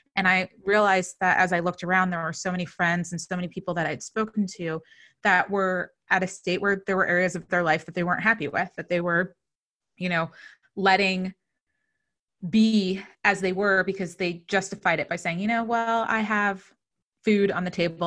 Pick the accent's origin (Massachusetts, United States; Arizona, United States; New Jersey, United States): New Jersey, United States; I'm from New Jersey